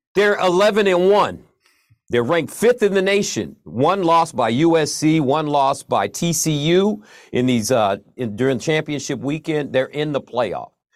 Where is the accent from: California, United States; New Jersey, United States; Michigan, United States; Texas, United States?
Michigan, United States; when I was a young man growing up in Michigan, we, I'm, I come from a Michigan family.